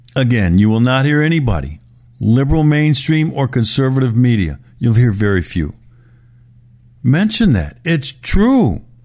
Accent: Milwaukee, Wisconsin, United States; my hometown, Milwaukee

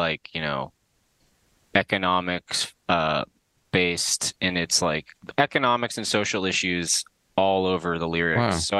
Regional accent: South Florida, United States; moved away as an adult; now in New York, United States; We grew up together in South Florida.

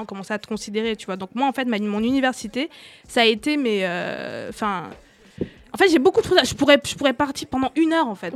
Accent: Douala, Littoral, Cameroon; now in France; j'ai grandi au Cameroun, à Douala

